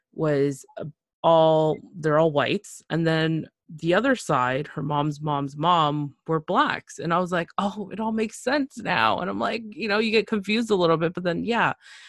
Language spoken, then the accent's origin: English; Canada; also born or lived in Nicaragua (parents); I'm from Nicaragua, Central America. Well, my parents are. I was born in Canada. But, you know, it's a huge mixture.